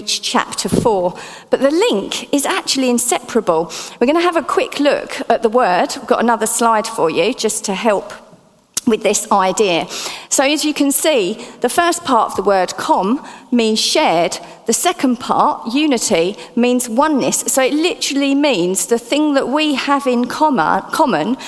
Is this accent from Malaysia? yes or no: no; Essex, East of England, United Kingdom; accent: Essex; my Essex accent